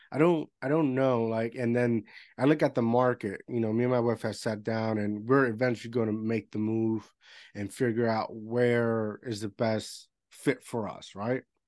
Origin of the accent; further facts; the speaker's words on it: Puerto Rico; first language Spanish; English is a second language; moved away as an adult; I grew up in Puerto Rico all my life